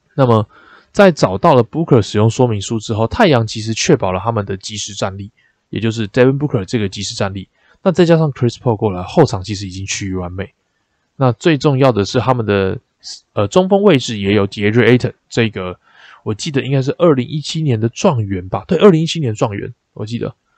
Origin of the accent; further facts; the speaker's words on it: Taipei, Taiwan; 身为一个台北人，就是二十几年来第一次泡到基隆河里面